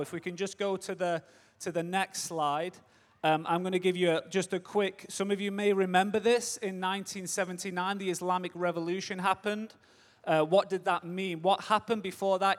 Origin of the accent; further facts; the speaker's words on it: Manchester, North West England, United Kingdom; moved away as an adult; now in United States; I'm English, born and raised in Manchester, but I live in America.